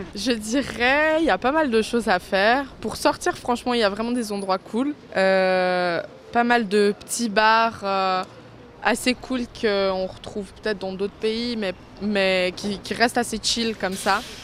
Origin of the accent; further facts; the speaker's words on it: Lausanne, Vaud, Switzerland; c'est là où j'ai grandi